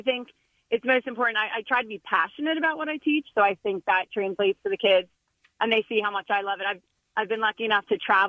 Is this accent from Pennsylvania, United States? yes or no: yes; Philadelphia, Pennsylvania, United States; I'm from, born and raised in Northeast Philly.